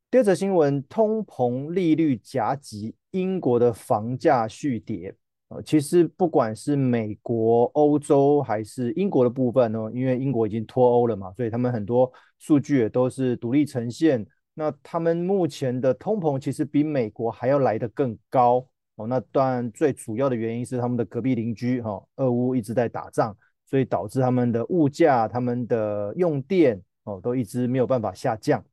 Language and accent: Chinese; Taiwan; 我们台湾这边的老人也是非常非常的多